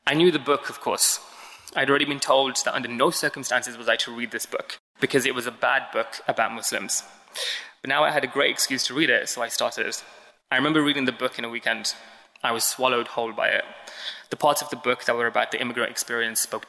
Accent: Birmingham, West Midlands, United Kingdom; moved away as an adult; now in London, United Kingdom; As a child growing up in Alum Rock, which is about 10 minutes east of the city centre in Birmingham

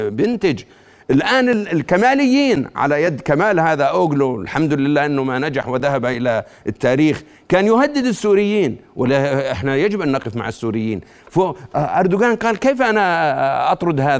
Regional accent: Jordan; وإحنا للعلم وهذا كلنا كأردنيين الآن بتكلم كأردنيين

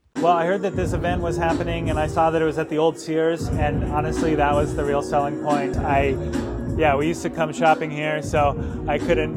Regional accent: East Lansing, Michigan, United States; I grew up in East Lansing

